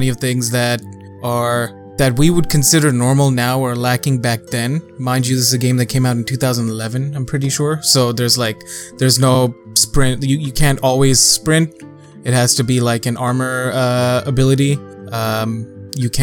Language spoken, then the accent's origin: English; Canada; I'm Canadian